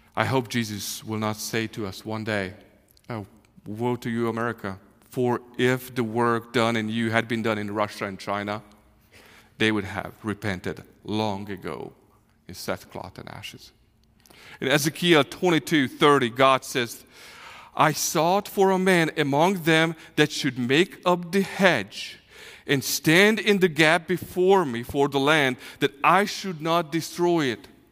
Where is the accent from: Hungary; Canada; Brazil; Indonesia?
Hungary; English is a second language; moved away as an adult; now in Kansas City, United States; we are from Hungary. Uh, we grew up there. I was fifty years old when six, six and a half years ago the Lord called us to, to come to the U S